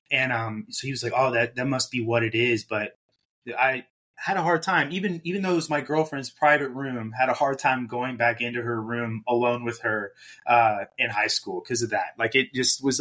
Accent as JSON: {"language": "English", "country": "Germany", "tie": "born or raised there", "said": "so I grew up in Germany. My dad was in the Air Force"}